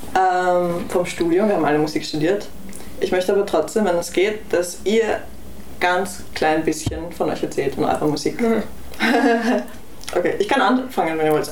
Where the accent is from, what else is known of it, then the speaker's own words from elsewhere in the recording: Vienna, Austria; ich bin in Wien aufgewachsen